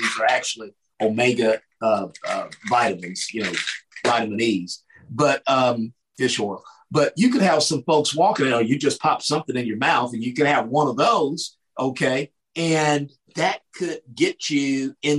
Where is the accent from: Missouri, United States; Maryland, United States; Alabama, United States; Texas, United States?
Texas, United States; I came back to my home state of Texas